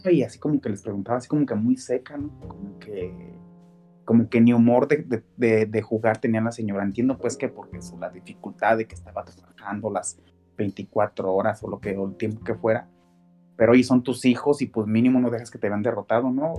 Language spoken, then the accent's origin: Spanish; Mexico; como mexicanos